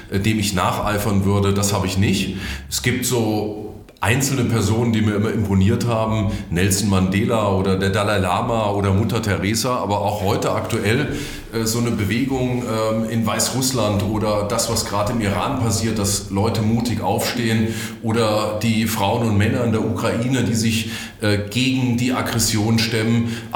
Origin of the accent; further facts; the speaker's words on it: Fulda, Hesse, Germany; Also ich bin Hesse, ich bin aus Leidenschaft Fulderer, ich bin Lokalpatriot.